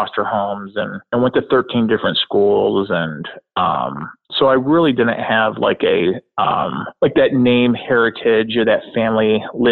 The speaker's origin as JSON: {"language": "English", "town": "Rochester", "region": "New York", "country": "United States", "tie": "born or raised there", "lives_now": "Canandaigua, United States", "said": "I was born and raised in Rochester, New York"}